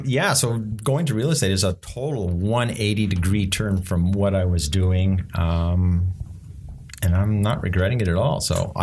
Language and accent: English; Montreal, Quebec, Canada; moved away as an adult; now in Ontario, Canada; I grew up back in Montreal, had a great childhood, married a perfect wife, had some kids, lost a job, moved to Ontario